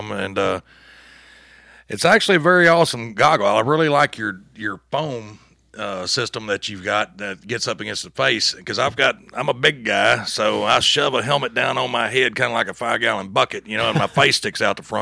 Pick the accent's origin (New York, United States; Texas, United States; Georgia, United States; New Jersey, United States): Texas, United States; I'm from Texas originally